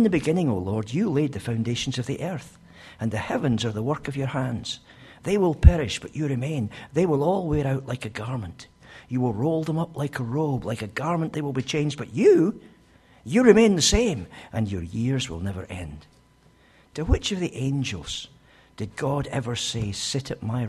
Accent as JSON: {"language": "English", "region": "Scotland", "country": "United Kingdom", "said": "as a Scotsman I tend to speak a bit fast"}